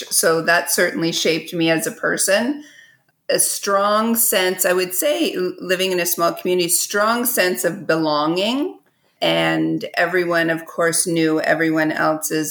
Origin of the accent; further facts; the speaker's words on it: Long Sault, Ontario, Canada; also born or lived in Cornwall, Ontario / London, Ontario; now in Kingston, Canada; I mostly grew up from age 7 in Long Sault, which is just a little bit west of Cornwall, couple hours east of Kingston.